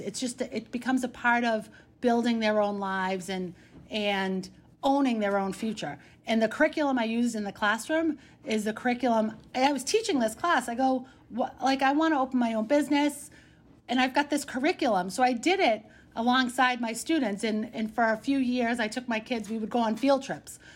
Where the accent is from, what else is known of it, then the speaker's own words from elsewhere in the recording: Boston, Massachusetts, United States; accent: Dorchester; where I grew up, there's a lot of Polish influence